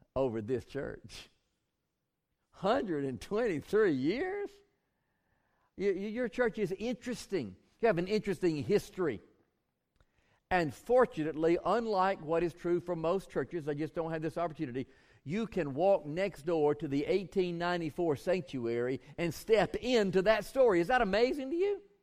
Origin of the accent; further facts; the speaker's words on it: Bainbridge, Georgia, United States; I grew up in Bainbridge, George